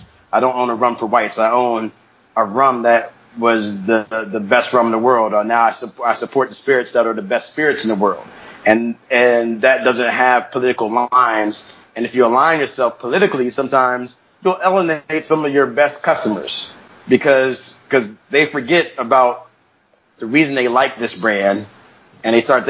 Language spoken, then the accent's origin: English; United States; I grew up in America, you know, so as a black person in America